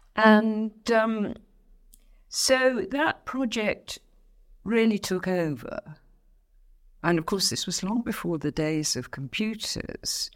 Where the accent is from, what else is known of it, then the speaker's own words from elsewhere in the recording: Abingdon, South East England, United Kingdom; also born or lived in Salisbury; the Abingdon really is the place where I grew up.